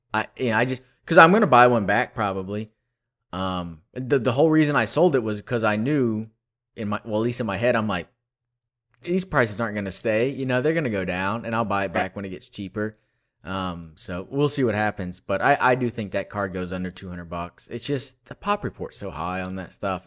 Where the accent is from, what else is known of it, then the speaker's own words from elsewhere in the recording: Texas, United States; I grew up in Texas